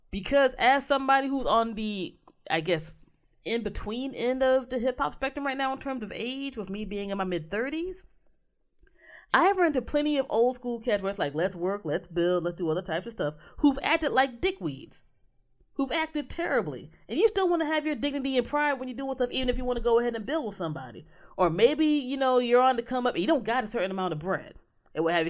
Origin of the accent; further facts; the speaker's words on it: Maryland, United States; my home state